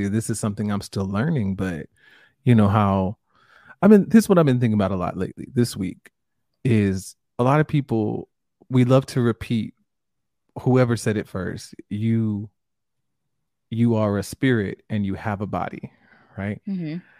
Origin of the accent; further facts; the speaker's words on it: Jamaica; I'm Jamaican and my family's Jamaican